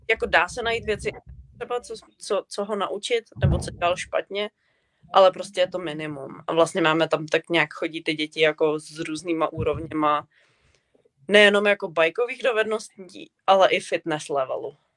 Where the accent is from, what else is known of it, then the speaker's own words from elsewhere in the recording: Czechia; moved away as an adult; now in Canada; já jako z Česka